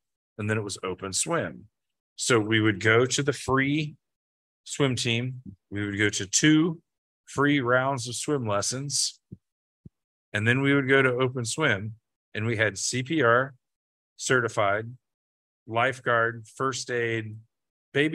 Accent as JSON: {"language": "English", "region": "the Bible Belt", "country": "United States", "said": "we are from the Bible Belt"}